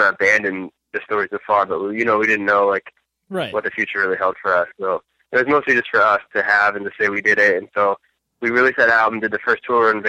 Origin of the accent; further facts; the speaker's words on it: Concord, California, United States; also born or lived in Orem, Utah; I was raised in Northern California